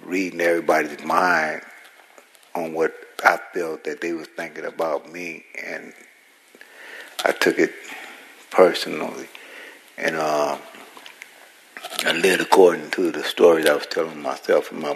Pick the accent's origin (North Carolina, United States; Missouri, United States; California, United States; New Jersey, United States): California, United States; San Francisco; I was born in San Francisco